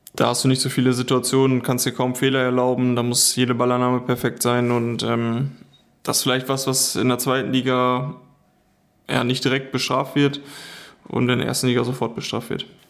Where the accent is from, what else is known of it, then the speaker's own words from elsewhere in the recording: the area around Schalke, North Rhine-Westphalia, Germany; ich komme ja aus der Ecke